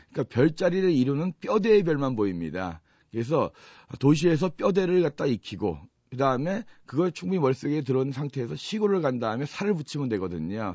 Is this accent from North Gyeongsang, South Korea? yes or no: no; Chuncheon, Gangwon, South Korea; moved away as an adult; also born or lived in Seoul; 사실 저희가 원래 고향은 강원도 춘천이에요